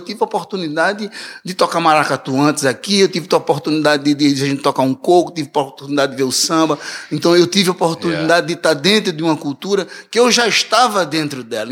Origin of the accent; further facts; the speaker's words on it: Recife, Pernambuco, Brazil; moved away as an adult; also born or lived in Olinda; now in Toronto, Canada; o Recife é minha cidade natal